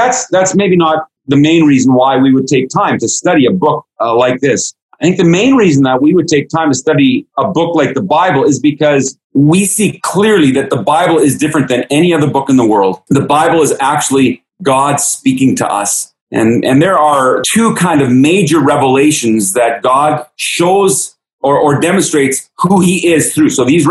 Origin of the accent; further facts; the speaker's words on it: Baden-Württemberg, Germany; I grew up in Germany. My mom and dad were missionaries in Germany. I grew up in the Black Forest in southwestern Germany, right on the border of Switzerland and France.